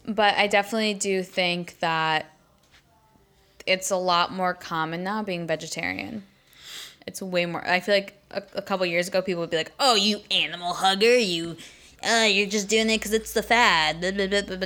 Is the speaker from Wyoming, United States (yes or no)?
no; Buffalo, New York, United States; I'm from the seven one six